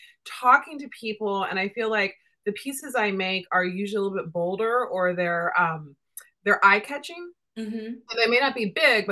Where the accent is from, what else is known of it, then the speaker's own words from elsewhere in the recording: Indiana, United States; now in New York, United States; I'm a Midwest girl. I grew up in Indiana